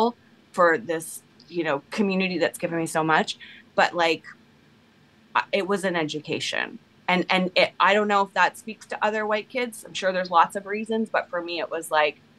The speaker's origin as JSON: {"language": "English", "town": "Toronto", "region": "Ontario", "country": "Canada", "tie": "born or raised there", "also_born_or_lived": "Brooklyn", "moved": "yes", "said": "as a white teenager in Toronto growing up in Canada"}